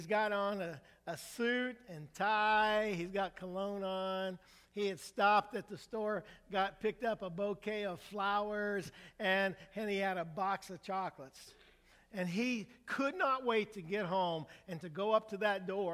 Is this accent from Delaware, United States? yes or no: no; Indiana, United States; moved away; I'm from Indiana